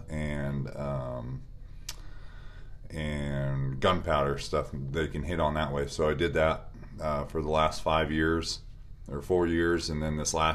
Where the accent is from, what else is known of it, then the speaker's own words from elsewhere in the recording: Stevensville, Montana, United States; I grew up in Stevensville